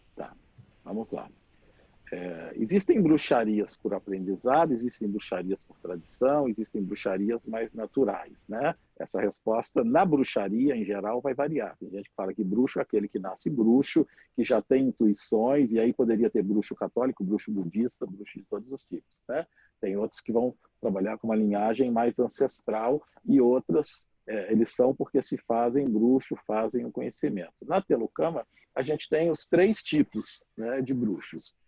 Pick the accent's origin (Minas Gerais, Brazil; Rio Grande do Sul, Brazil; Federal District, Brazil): Minas Gerais, Brazil; eu sou mineiro, né, de nascimento